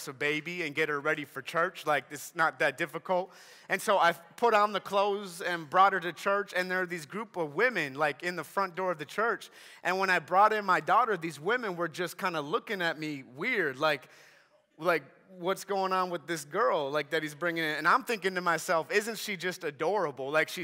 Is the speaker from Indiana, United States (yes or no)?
no; Minnesota, United States; I'm from Minnesota